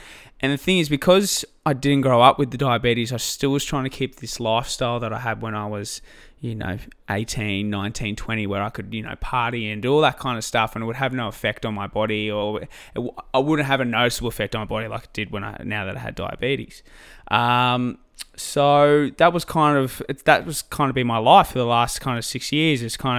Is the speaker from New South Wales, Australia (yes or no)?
yes; Albury-Wodonga, New South Wales, Australia; Well, yeah, so I grew up in Albury-Wodonga, just on the border of New South Wales and Victoria.